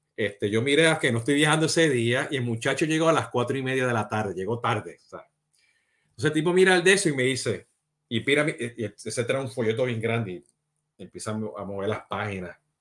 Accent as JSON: {"language": "Spanish", "country": "Puerto Rico", "said": "como buen boricua puertorriqueño"}